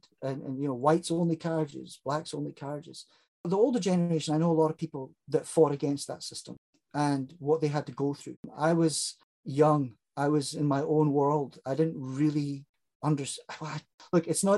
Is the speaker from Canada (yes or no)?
no; South Africa; I grew up in South Africa during a period of time where it was called